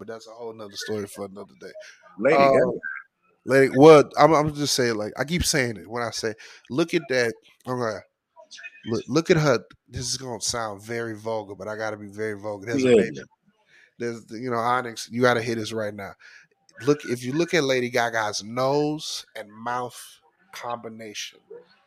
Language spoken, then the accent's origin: English; Texas, United States; I'm from Texas